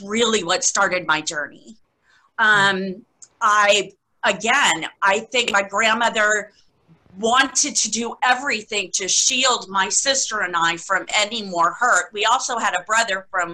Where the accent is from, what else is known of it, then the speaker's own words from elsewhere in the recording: Key West, Florida, United States; I was born and raised in Key West, Florida. I'm what they call a conk